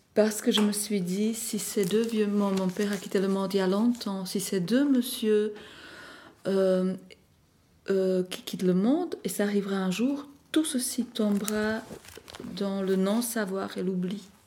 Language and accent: French; Slovakia; moved away; mon exposition organisée en Slovaquie, dans ma ville natale